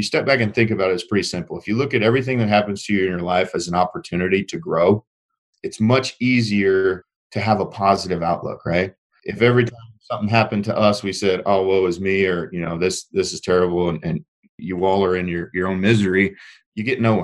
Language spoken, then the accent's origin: English; Indiana, United States; moved away as an adult; also born or lived in Joplin, Missouri; I was born and raised in Indiana, middle of cornfield